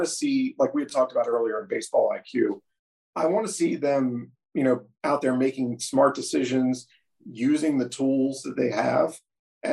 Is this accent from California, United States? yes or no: no; Baltimore, Maryland, United States; growing up around Baltimore and watching this team since I was like 6 years old